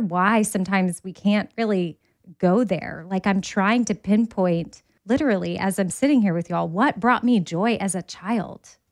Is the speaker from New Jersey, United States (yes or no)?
no; Texas, United States; I'm from Texas